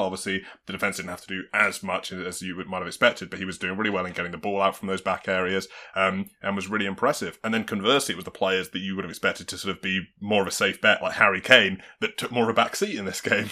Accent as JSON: {"language": "English", "region": "England", "country": "United Kingdom", "said": "we're English"}